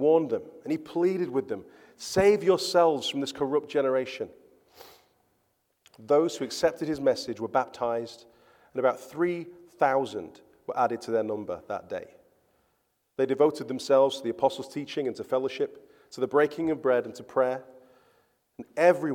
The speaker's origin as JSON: {"language": "English", "region": "England", "country": "United Kingdom", "also_born_or_lived": "London", "moved": "as an adult", "lives_now": "Gothenburg, Sweden", "said": "I'm English"}